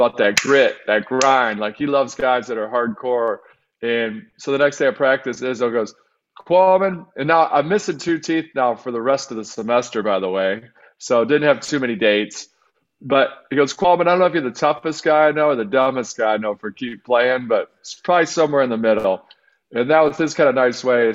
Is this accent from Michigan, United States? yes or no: yes; outside of Detroit, Michigan, United States; I grew up outside of Detroit